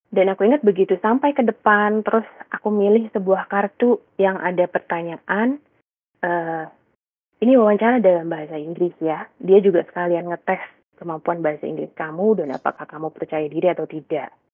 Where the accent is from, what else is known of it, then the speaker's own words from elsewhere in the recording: Samarinda, East Kalimantan, Indonesia; moved away as an adult; Jadi aku tuh sebenarnya lahir dan besarnya di Samarinda, Kalimantan Timur sampai SMA, lalu berkuliah ke Surabaya di ITS, mengambil jurusan teknik sipil.